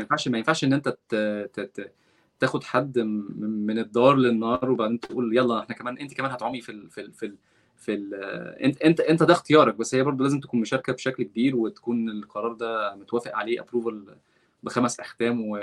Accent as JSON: {"language": "Arabic", "country": "Egypt", "moved": "as an adult", "lives_now": "Redwood City, United States", "said": "انا مصري وبتكلم عربي ومسلم"}